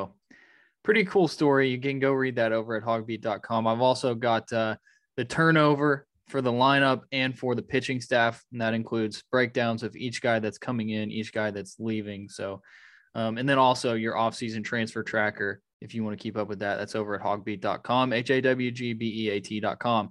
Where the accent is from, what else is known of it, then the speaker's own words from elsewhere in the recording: Arkansas, United States; I'm born and raised in Arkansas, grew up diehard Hogs fan